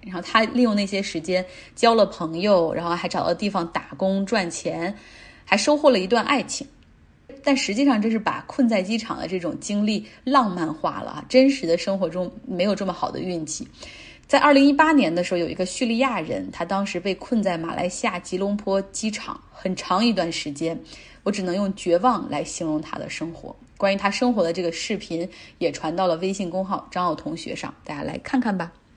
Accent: Luoyang, Henan, China; now in Changsha, China; 我是来自河南洛阳的一位宝妈，但是现在定居于湖南长沙

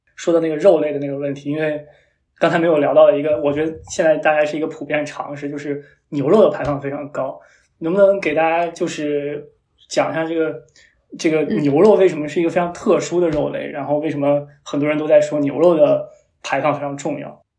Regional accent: Shanxi, China; moved away; 我是一个山西人

